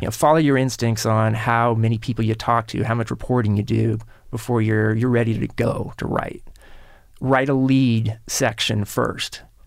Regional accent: Kansas City, United States; Kansas City, where I grew up

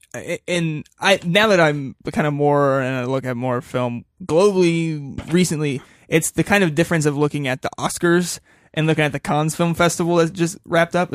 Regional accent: United States; we are American people that look at a lot of American films

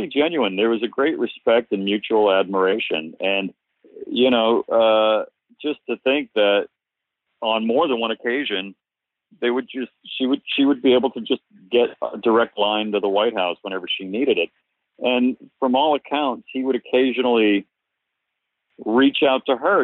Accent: Cape Cod, Massachusetts, United States; I grew up on Cape Cod

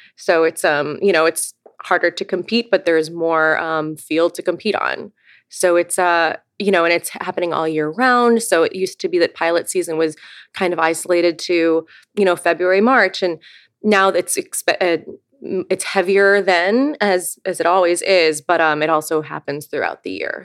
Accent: Eureka, Missouri, United States; born or raised there

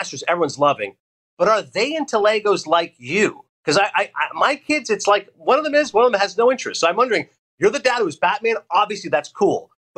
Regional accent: Canada; When I say I'm Canadian

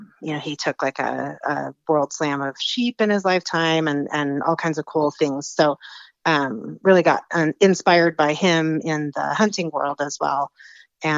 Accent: Alaska, United States; I was born and raised in Alaska, and have lived up there most of my life, and just recently relocated in just the last few years down to northern Arizona.

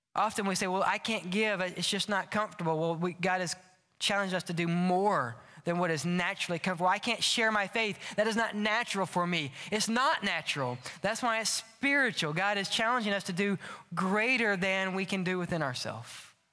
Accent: Louisiana, United States; now in Birmingham, United States; if you're not from Lu-, Louisiana, we'll tell you we're from New Orleans. We're really not, but we're close

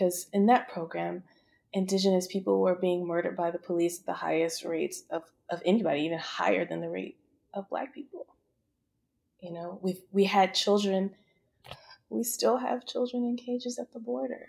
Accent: United States; I served my country. I was in the Navy for 5 years. So I'm American too.

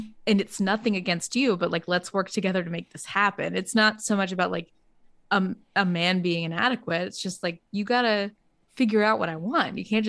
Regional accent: New Jersey, United States; That's the only obvious question after we're both from New Jersey.

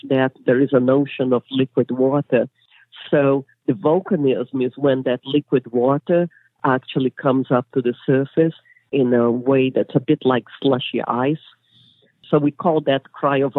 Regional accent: Brazil; moved away as an adult; also born or lived in England; now in United States; I'm originally from Brazil

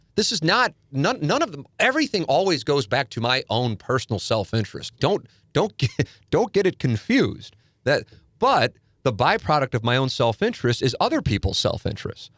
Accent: St. Louis, Missouri, United States; I grew up in South Saint Louis

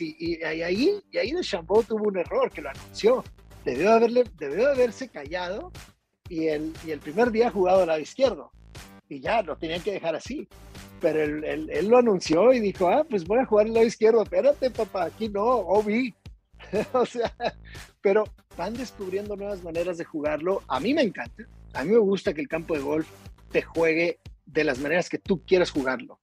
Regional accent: Tijuana, Baja California, Mexico; also born or lived in Monterrey, Mexico; now in Puerto Vallarta, Mexico; soy norteño, soy de la ciudad de Tijuana

